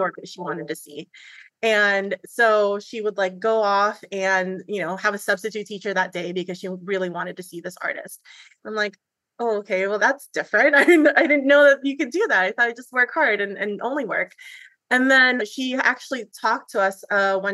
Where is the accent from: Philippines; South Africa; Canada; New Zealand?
Philippines; moved away; I'm an immigrant from the Philippines.